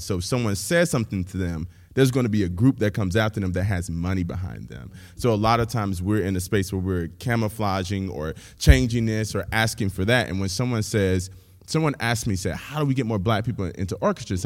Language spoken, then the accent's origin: English; Pensacola, Florida, United States; now in Nashville, United States; I'm originally from Pensacola, Florida.